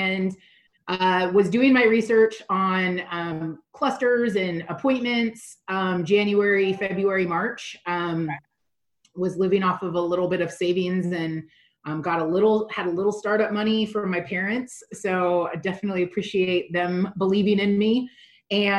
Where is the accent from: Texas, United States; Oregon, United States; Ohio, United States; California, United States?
Oregon, United States; now in Las Vegas, United States; I'm from Oregon. All of my family lives in Oregon, friends live in Oregon